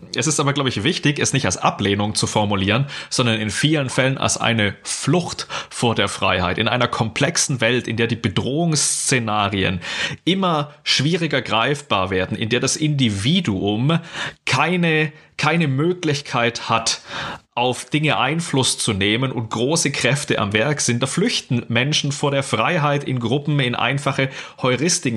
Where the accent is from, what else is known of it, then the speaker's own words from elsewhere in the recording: Baden-Württemberg, Germany; ich komme aus Baden-Württemberg